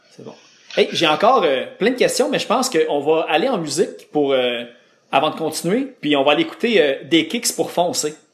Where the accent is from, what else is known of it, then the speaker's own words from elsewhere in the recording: Laval, Quebec, Canada; je viens de Laval